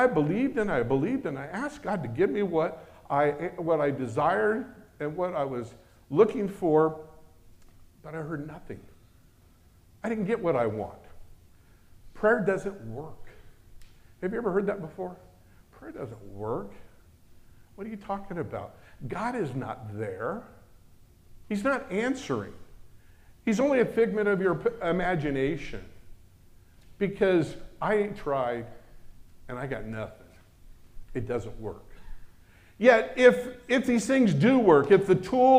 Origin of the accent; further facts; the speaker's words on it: United States; I'm American